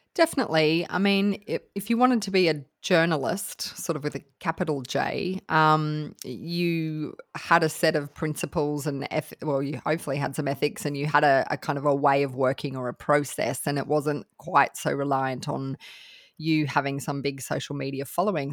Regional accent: Australia; I'm from Australia

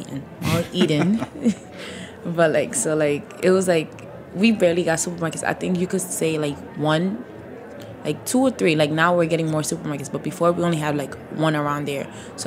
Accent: Senegal; also born or lived in Mauritania; So, like, I'm from Senegal and Mauritania. So, like, we mostly eat, like, Senegalese food.

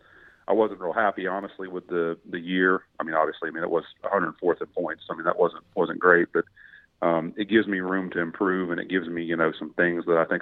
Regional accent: Jacksonville, Florida, United States; also born or lived in Orlando, Florida; being from Florida, you know, I grew up in Jacksonville

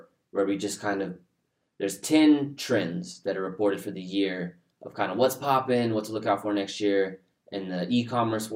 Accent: Houston, Texas, United States; moved away as an adult; now in Dallas, United States; we're from Houston

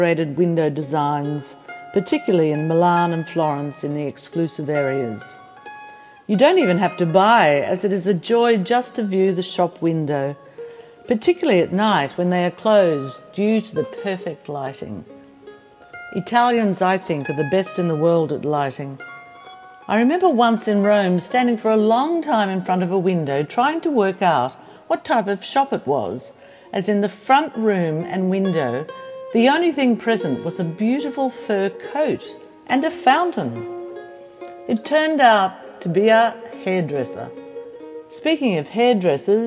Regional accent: Australia; also born or lived in Pozzuoli, Italy; I am Australian

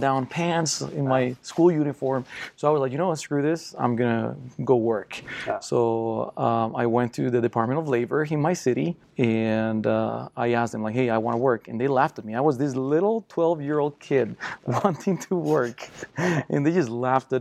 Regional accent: Costa Rica; English is a second language; now in United States; I'm from Costa Rica, born and raised, and poor family

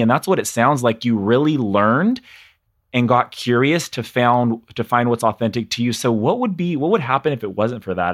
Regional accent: California, United States; growing up in California in a very small conservative town

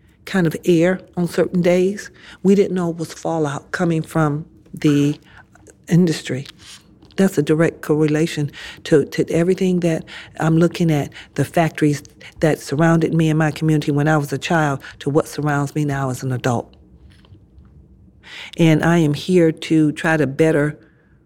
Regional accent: Detroit, Michigan, United States; Growing up in Southwest Detroit, to me, was a haven of safety and love and friendship.

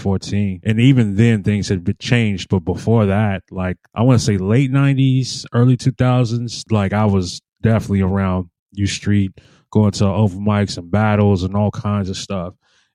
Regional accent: Nashville, Tennessee, United States; now in Washington, DC, United States; I'm originally from Nashville and I'm here in DC

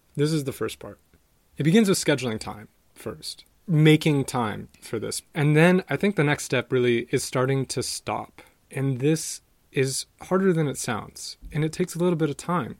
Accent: San Diego, California, United States; moved away; my hometown of San Diego

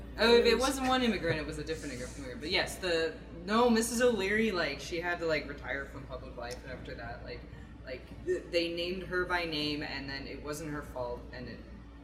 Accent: Chicago, Illinois, United States; I'll say I'm from Chicago, because I grew up outside Chicago, but I live there too.

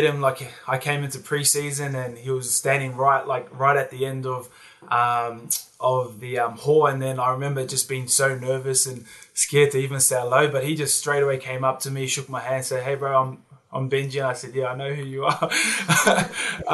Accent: Hamilton, Waikato, New Zealand; also born or lived in Penrith, Sydney, Australia; now in Sydney, Australia; I was born here, but then we moved back to New Zealand when I was 18 months. So I was brought up in my earlier years back home in NZ.

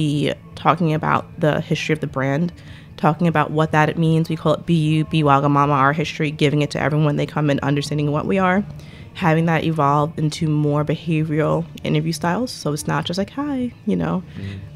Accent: New York, United States; I'm from New York

